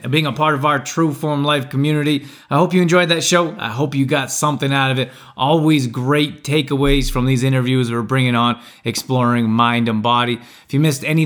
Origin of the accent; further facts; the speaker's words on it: Canada; I grew up in Canada